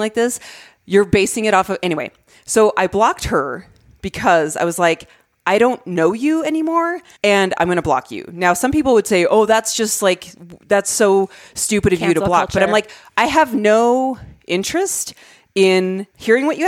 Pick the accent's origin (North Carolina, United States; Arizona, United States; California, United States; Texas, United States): Arizona, United States; I grew up in Arizona